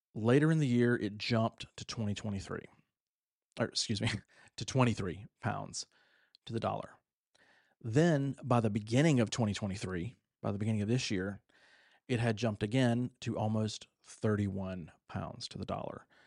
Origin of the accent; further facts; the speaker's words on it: United States; now in Egypt; I'm American